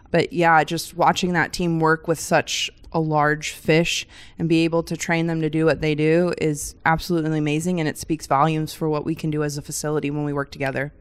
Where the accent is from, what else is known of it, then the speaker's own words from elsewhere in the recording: Michigan, United States; I grew up in Michigan, a little bit different, no ocean around me, but we grew up on the lakes